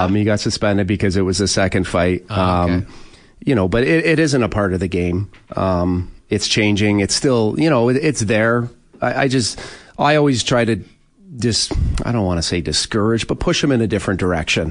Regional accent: Oshawa, Ontario, Canada; growing up in Oshawa with my family, we just we never did anything extra.

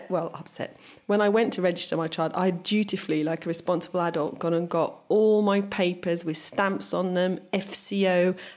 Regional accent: England, United Kingdom; born there; because I was born in England and I have a middle name

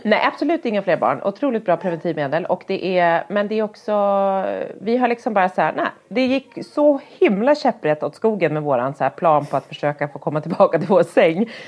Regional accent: Härnösand, Västernorrland County, Sweden; när jag var barn och bodde i Härnösand ute på landet

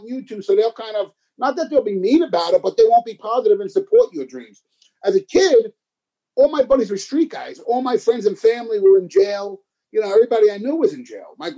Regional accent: New York City, New York, United States; moved away as an adult; now in Los Angeles, United States; growing up in the Bronx, I've always wanted to be an actor

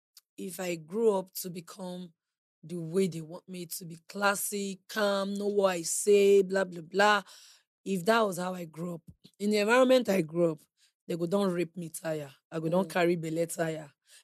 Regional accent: Edo, Nigeria; I grew up in Edo State.

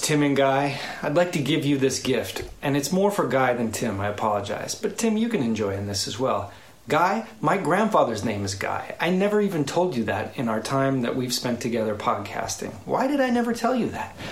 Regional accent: United States; As an American

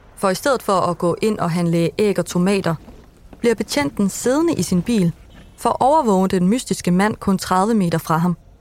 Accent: Vildbjerg, Central Denmark Region, Denmark; i Vildbjerg, hvor jeg er fra

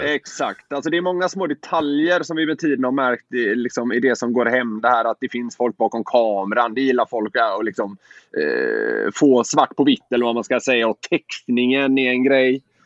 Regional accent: Gothenburg, Västra Götaland, Sweden; moved away as an adult; also born or lived in Kalmar; now in Stockholm, Sweden; jag är göteborgare

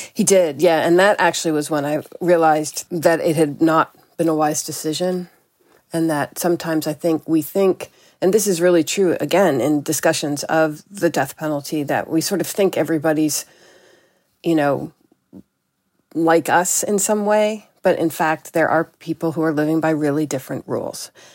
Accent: New York City, New York, United States; moved away; I grew up in New York City at a time when it was very violent.

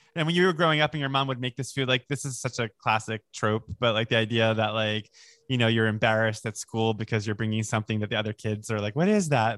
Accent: Long Island, New York, United States; where I grew up on Long Island

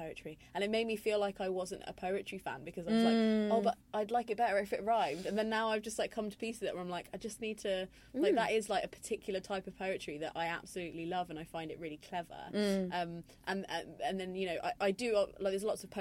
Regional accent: Coventry, West Midlands, United Kingdom; the city I'm from Coventry

